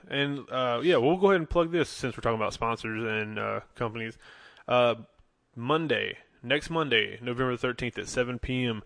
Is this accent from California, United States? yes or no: no; Charlotte, North Carolina, United States; we're from the Charlotte, North Carolina area